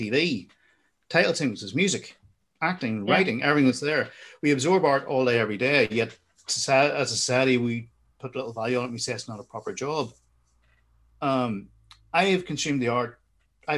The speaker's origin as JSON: {"language": "English", "town": "Armagh", "region": "Northern Ireland", "country": "United Kingdom", "tie": "born or raised there", "said": "I went to the Royal School in Armagh"}